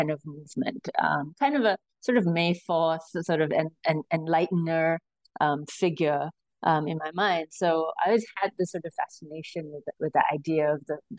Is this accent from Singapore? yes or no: yes; Singapore; So I was born and raised in Singapore